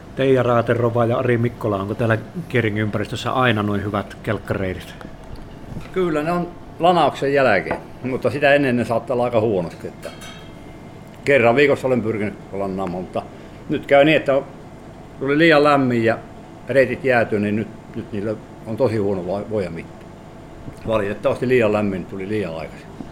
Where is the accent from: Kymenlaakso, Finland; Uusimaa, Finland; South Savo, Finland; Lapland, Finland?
Lapland, Finland; täällä meillä Lapissa